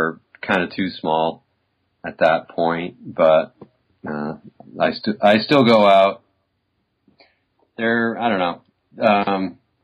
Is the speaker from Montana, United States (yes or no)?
no; Southern California, United States; moved away as an adult; also born or lived in Bay Area, California / Boise, Idaho; now in Idaho, United States; I grew up in Southern California in a beach town